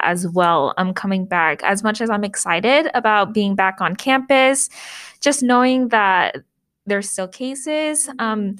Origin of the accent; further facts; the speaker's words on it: Portland, Oregon, United States; also born or lived in Anaheim, California; I was born in Anaheim, California, but I grew up in Portland, so I consider Portland my hometown